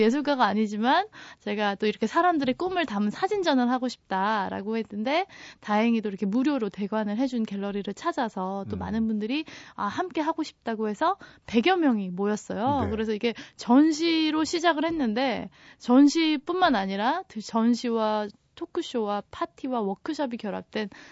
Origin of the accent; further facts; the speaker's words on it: South Korea; 저는 한국에서 왔어요